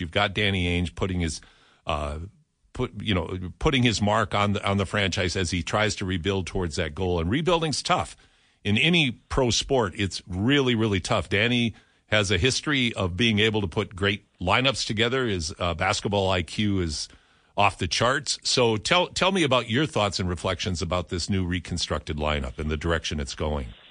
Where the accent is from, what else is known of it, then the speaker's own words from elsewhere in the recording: United States; moved away as an adult; also born or lived in Edmonton, Alberta, Canada; now in Canada; I'm an American. I've lived in Canada since 1986